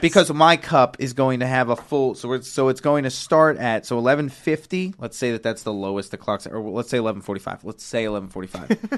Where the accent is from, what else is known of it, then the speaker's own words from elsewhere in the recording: Virginia, United States; moved away; also born or lived in New York; I grew up in Virginia